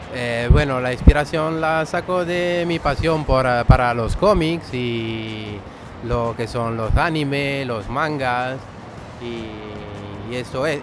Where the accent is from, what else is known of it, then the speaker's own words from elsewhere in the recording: Tenerife, Canary Islands, Spain; yo soy de Tenerife